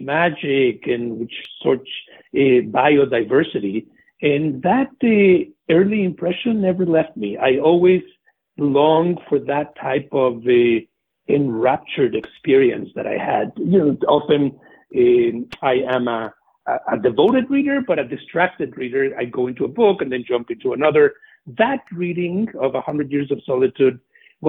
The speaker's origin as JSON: {"language": "English", "region": "Mexico City", "country": "Mexico", "tie": "born or raised there", "moved": "yes", "said": "I am a native of Mexico City. I grew up in the 60s and 70s"}